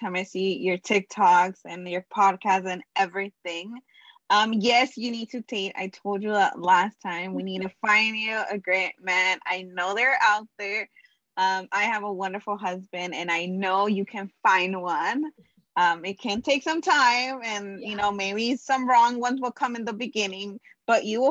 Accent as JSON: {"language": "English", "town": "Los Angeles", "region": "California", "country": "United States", "said": "I am from Los Angeles, California."}